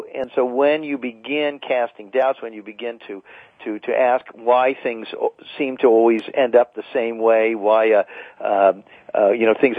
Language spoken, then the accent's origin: English; United States; we Americans